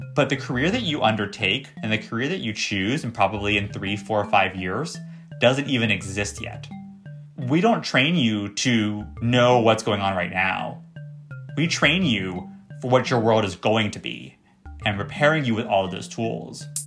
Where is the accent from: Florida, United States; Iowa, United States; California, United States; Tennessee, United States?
Florida, United States; moved away; I grew up in Florida